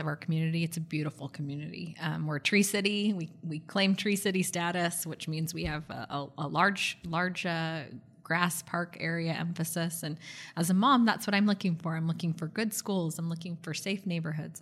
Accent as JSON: {"language": "English", "area": "Bay Area", "region": "California", "country": "United States", "tie": "born or raised there", "moved": "yes", "lives_now": "Gilbert, United States", "said": "I grew up in the Bay Area, so I grew up in really what was known as a, a thriving metropolitan area."}